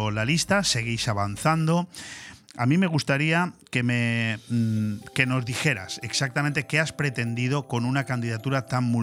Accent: Canary Islands, Spain; yo, soy de La Palma

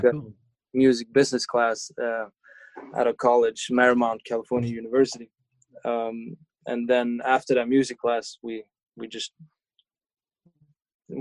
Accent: Sweden; moved away as an adult; Since I got back to Sweden

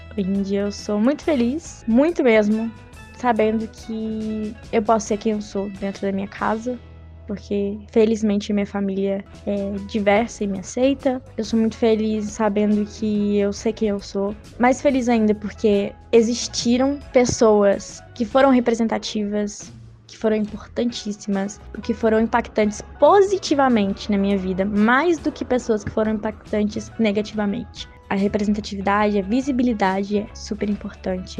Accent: Juiz de Fora, Minas Gerais, Brazil; sou mineira de Juiz de Fora

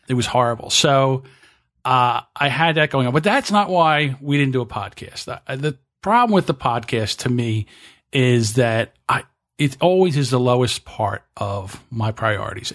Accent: New Jersey, United States; I'm from South Jersey, so we say water

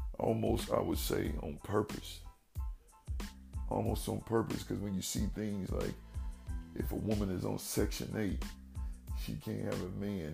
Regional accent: Dayton, Ohio, United States; my hometown, Dayton, Ohio

